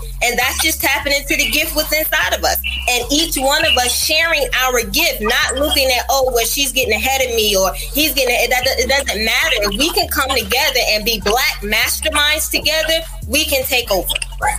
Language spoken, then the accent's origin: English; Portsmouth, United States; I actually was born and raised in Portsmouth and has been able to travel around to see different states and everything.